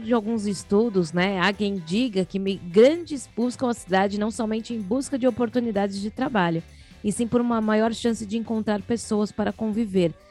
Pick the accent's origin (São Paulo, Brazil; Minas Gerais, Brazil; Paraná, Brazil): São Paulo, Brazil; Nós somos de São Paulo, capital